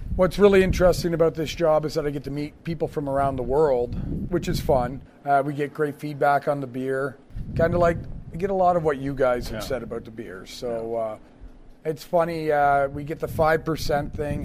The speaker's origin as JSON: {"language": "English", "country": "Canada", "tie": "born or raised there", "moved": "yes", "lives_now": "United States", "said": "Originally, I'm from Canada."}